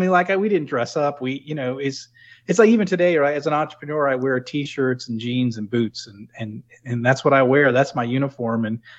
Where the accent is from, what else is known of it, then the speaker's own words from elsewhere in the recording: New England, United States; Well, to me, they spoke another language because I was from New England. I didn't quite understand what they were talking about.